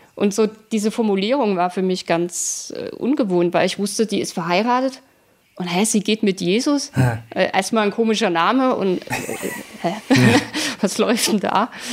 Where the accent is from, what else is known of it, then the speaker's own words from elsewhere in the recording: Dresden, Saxony, Germany; also born or lived in Leipzig / Mannheim; now in Berlin, Germany; ursprünglich komme ich aus Dresden